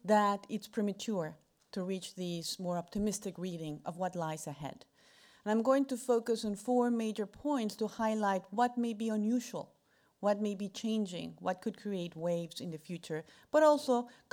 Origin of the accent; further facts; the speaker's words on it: Mexico; I am from Mexico